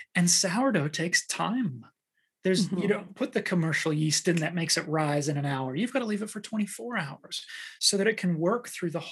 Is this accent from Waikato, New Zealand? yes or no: yes; Waikato, New Zealand; moved away; I grew up in New Zealand